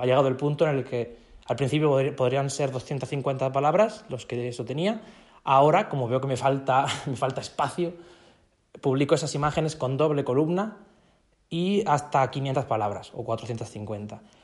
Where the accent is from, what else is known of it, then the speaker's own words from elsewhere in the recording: a small town in Murcia, Region of Murcia, Spain; aquí, de mi pueblo, de un pueblecito de, Murcia, de España.